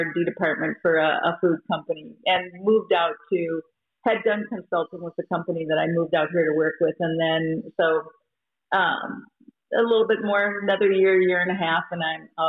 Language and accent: English; Minnesota, United States